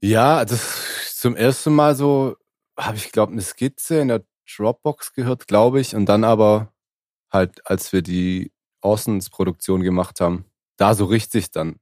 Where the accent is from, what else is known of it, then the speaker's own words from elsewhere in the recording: Swabia, Germany; Ich als Schwabe